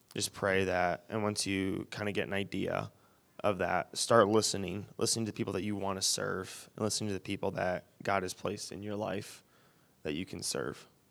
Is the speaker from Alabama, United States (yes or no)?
no; Wyoming, Michigan, United States; where I grew up in Wyoming, it's completely different from the west side, and it's twenty minutes from here